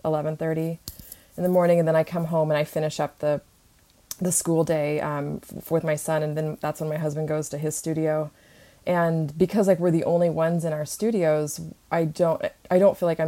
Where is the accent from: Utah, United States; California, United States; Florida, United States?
California, United States; Redding; moved away as an adult; also born or lived in Fullerton, California / Sacramento / San Francisco; now in Los Angeles, United States; Originally I was born in Southern California, but I grew up in Northern California in Redding